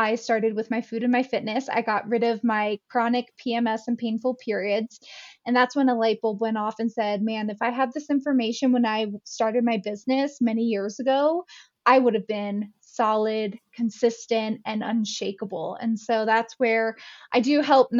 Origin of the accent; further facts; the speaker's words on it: Pennsylvania, United States; moved away as an adult; now in Jackson Hole, United States; I'm originally from Pennsylvania here in the States. And a few years later, I moved out to Jackson Hole, Wyoming